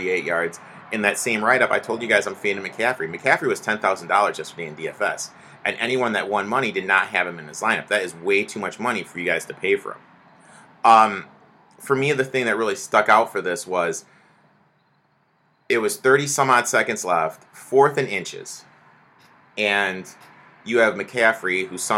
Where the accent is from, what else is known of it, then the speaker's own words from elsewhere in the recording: Michigan, United States; I grew up in Michigan